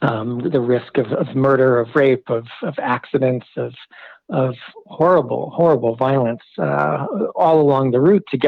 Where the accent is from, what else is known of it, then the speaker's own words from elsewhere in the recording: United States; growing up in the United States